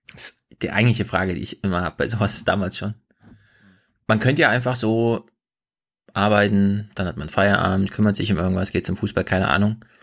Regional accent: East Germany, Germany; ich komme aus dem Osten

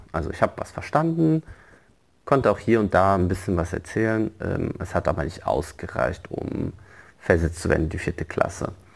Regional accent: Frankfurt, Hesse, Germany; also born or lived in Morocco; ich komme aus Frankfurt, wurde auch dementsprechend ähm, in Frankfurt eingeschult

